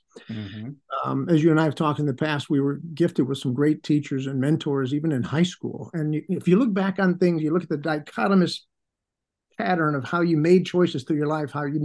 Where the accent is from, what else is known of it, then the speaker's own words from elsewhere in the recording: Chicago, Illinois, United States; I'm an Irish jock growing up on the north side of Chicago